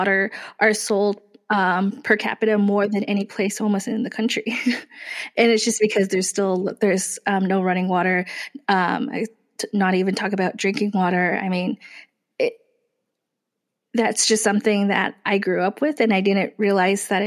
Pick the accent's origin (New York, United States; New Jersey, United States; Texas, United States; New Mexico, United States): New Mexico, United States; Gallup; also born or lived in Lupton, Arizona; now in Tucson, United States; I grew up on the border of Arizona and New Mexico, which in a small little town called Gallup, New Mexico